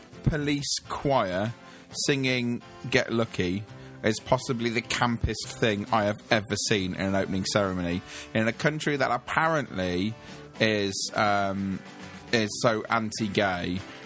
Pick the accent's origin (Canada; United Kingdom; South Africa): United Kingdom; We're British girls medalling in the snow.